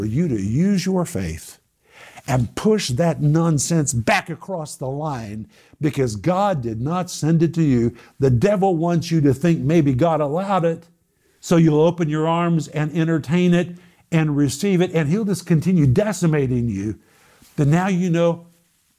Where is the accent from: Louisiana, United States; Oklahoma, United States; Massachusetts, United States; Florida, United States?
Oklahoma, United States; I grew up in Oklahoma